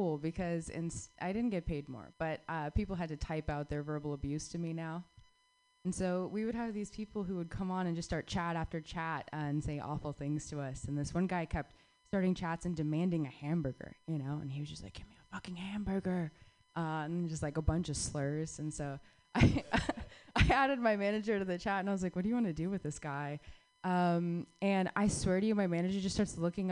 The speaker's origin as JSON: {"language": "English", "region": "Southwest", "country": "United States", "tie": "born or raised there", "moved": "yes", "said": "I grew up in the Southwest"}